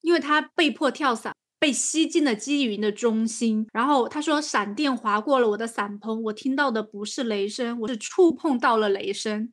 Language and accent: Chinese; China; 和我们中国人说，哎，你吃饭了吗？是一个道理。